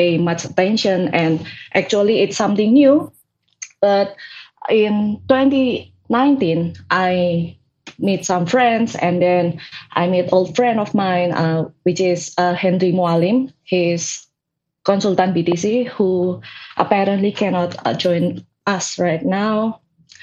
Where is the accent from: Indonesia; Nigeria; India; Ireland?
Indonesia; Surabaya, East Java; I'm from Surabaya. I live in Surabaya right now